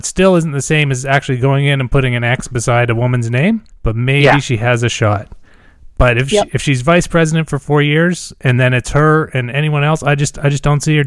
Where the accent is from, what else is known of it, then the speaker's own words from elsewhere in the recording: Canada; I'm a Canadian